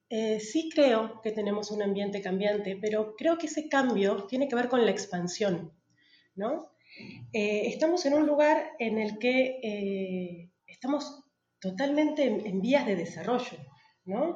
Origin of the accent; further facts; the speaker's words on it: Patagonia, Argentina; moved away as an adult; also born or lived in Buenos Aires, Argentina; now in Tulum, Mexico; yo soy de la Patagonia, me volví a la Patagonia